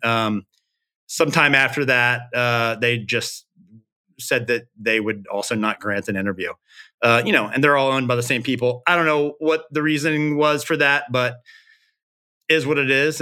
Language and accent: English; Memphis, Tennessee, United States; I'm from Memphis